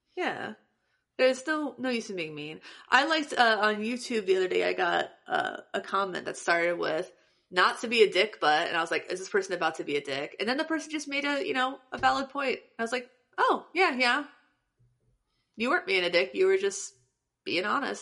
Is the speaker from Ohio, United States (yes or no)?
yes; Morrow, Ohio, United States; Morrow, Ohio, which is the tiny ass town that I'm from